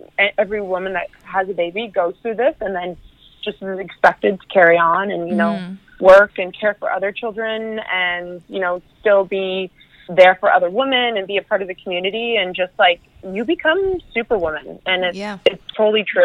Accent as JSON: {"language": "English", "country": "Canada", "moved": "yes", "lives_now": "United States", "said": "being a Canadian"}